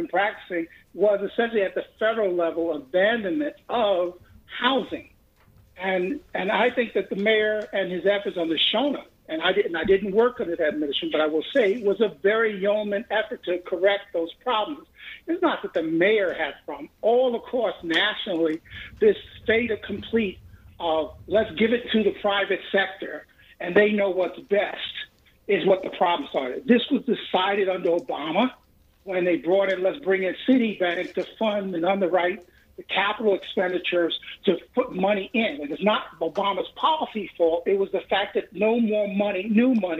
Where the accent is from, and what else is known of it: New York City, New York, United States